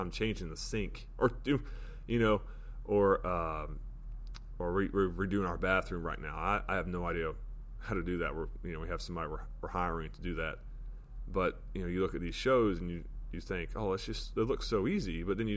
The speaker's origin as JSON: {"language": "English", "region": "Florida", "country": "United States", "tie": "born or raised there", "moved": "yes", "lives_now": "West Virginia, United States", "said": "I live in West Virginia. I grew up in Florida"}